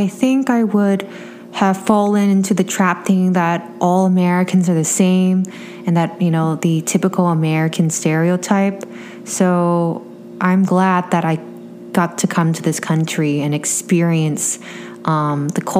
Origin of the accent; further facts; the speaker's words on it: Vietnam; moved away as an adult; now in Los Angeles, United States; growing up in Vietnam